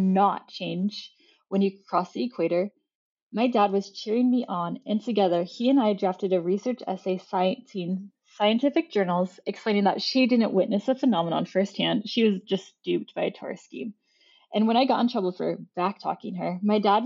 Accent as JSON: {"language": "English", "region": "Utah", "country": "United States", "tie": "born or raised there", "said": "I grew up in Utah"}